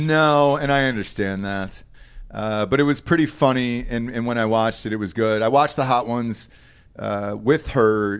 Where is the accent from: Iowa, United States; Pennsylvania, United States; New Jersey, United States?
Pennsylvania, United States; Delaware County; I'm from Delco in Pennsylvania